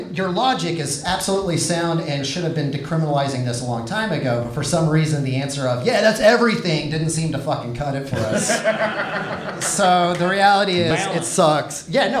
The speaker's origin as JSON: {"language": "English", "town": "San Antonio", "region": "Texas", "country": "United States", "tie": "born or raised there", "also_born_or_lived": "Austin, Texas", "said": "I was raised in San Antonio where we have values."}